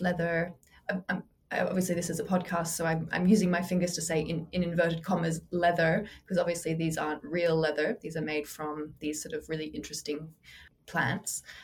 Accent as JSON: {"language": "English", "country": "Australia", "tie": "born or raised there", "moved": "yes", "lives_now": "London, United Kingdom", "said": "I grew up in Australia, but I'm based in London."}